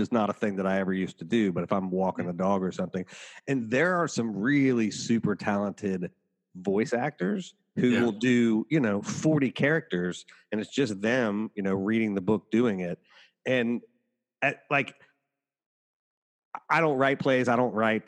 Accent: Cincinnati, Ohio, United States; also born or lived in Appalachia; I grew up in Cincinnati where like WLW had audio plays when I was growing up.

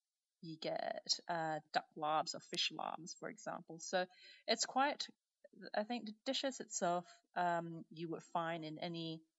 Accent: Brunei; So I'm I'm Chinese heritage. I'm from Brunei, so a bit of a mishmash.

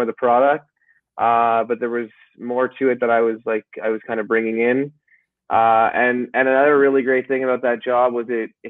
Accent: Montreal, Quebec, Canada; Born and raised in Montreal, where I currently live. Did not come from a hockey family whatsoever. My dad is an immigrant, and my mom was a first generation Canadian.

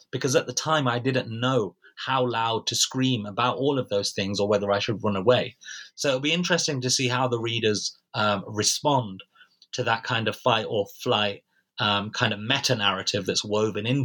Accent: United Kingdom; in the NHS, which of course as British citizens, we're all entitled to free of charge.

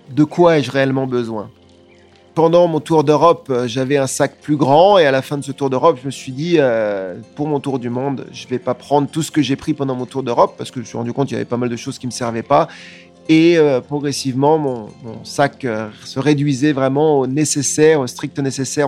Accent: France; je suis français

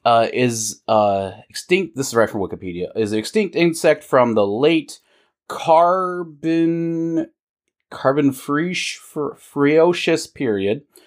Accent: United States; we're American

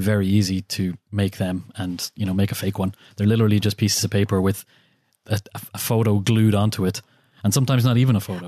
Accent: Ireland; being an Irish person

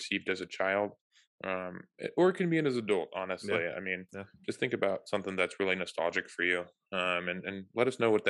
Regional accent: Germany; We did not have that in growing up in Germany

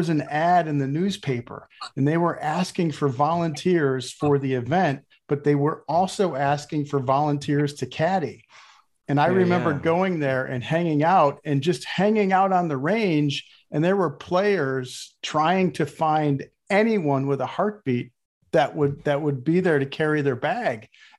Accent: Buffalo, New York, United States; I grew up in Buffalo, New York

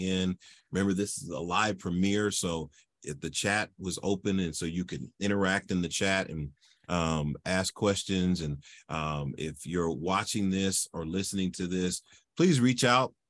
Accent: Philadelphia, Pennsylvania, United States; moved away; I'm originally from Philadelphia, Pennsylvania

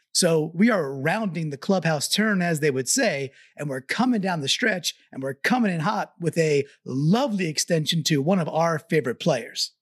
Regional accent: Long Island, New York, United States; I grew up on Long Island, not too far away from Belmont, Belmont Park

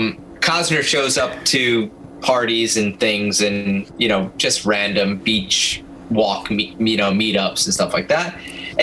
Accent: Binghamton, New York, United States; what it meant to a guy like me growing up in Binghamton

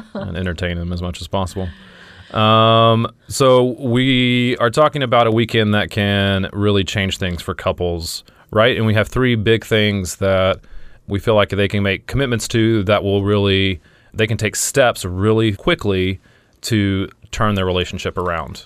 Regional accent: Louisiana, United States; I'm from Louisiana

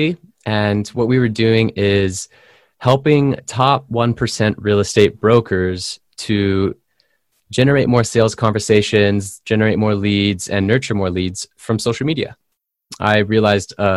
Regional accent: San Diego, California, United States; from my hometown, California. I'm from San Diego.

